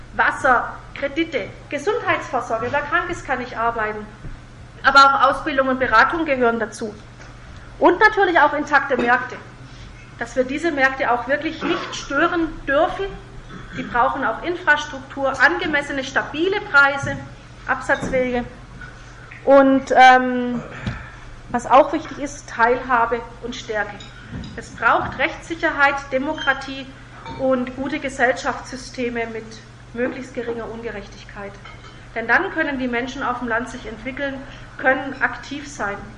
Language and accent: German; Germany; bei uns in Deutschland und in Europa